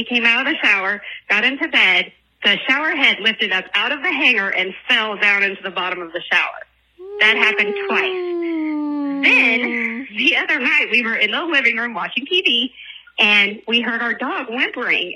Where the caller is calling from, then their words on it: Oklahoma, United States; I'm calling from Oklahoma.